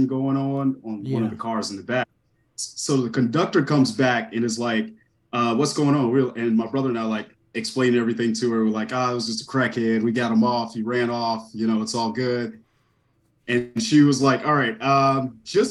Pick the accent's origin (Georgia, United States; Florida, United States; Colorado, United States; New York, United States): Georgia, United States; Savannah; now in Chicago, United States; I went to Savannah, Georgia. So I'm originally from Savannah.